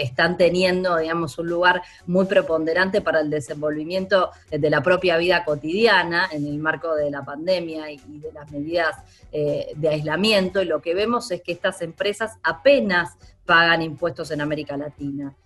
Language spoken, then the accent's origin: Spanish; Argentina; En mi país, en Argentina